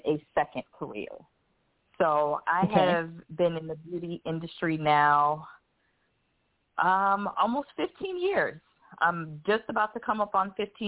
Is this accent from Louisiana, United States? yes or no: no; Michigan, United States; also born or lived in South Carolina; now in Arizona, United States; I'm actually originally from Michigan, but when I started in the beauty industry, I was living in South Carolina. I relocated from South Carolina to Arizona in 2012